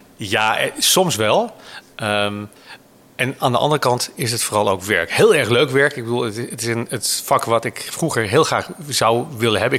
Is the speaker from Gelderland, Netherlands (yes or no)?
no; Hoorn, North Holland, Netherlands; Ik ben geboren uit Horen en heb het VWO gedaan